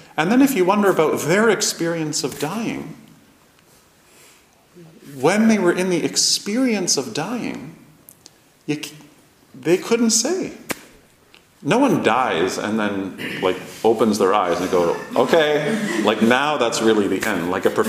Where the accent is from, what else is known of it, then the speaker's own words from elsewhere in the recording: Toronto, Ontario, Canada; all the last names are the same last names as all the people I grew up with in Canada, in a small Jewish community in Toronto.